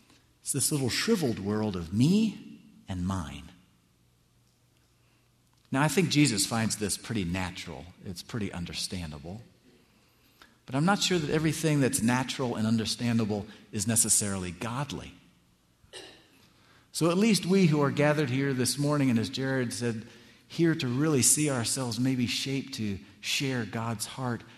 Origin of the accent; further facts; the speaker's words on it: California, United States; moved away as an adult; now in Washington, D.C., United States; I grew up here in California